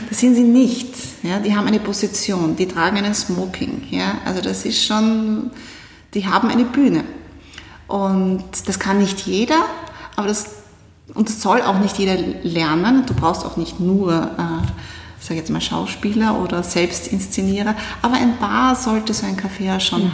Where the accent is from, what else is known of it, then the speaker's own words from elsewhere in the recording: Styria, Austria; now in Vienna, Austria; ich bin aus der Steiermark, also auch gar nicht aus Wien